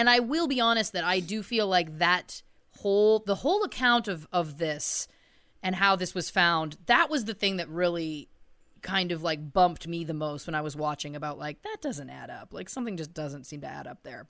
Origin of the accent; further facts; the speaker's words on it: Canada; we're Canadian.